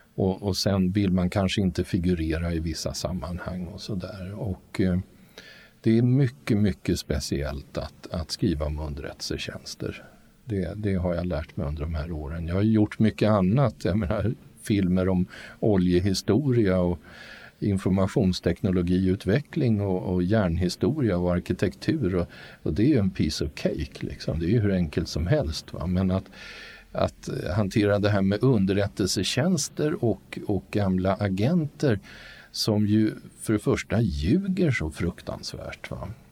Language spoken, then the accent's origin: Swedish; Sweden; mig som rikssvensk då född på 50-talet